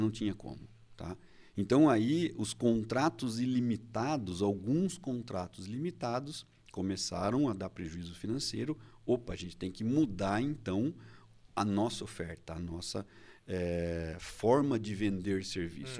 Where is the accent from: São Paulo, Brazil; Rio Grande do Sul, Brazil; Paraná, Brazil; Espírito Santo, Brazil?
São Paulo, Brazil; Indaiatuba; eu sou de Indaiatuba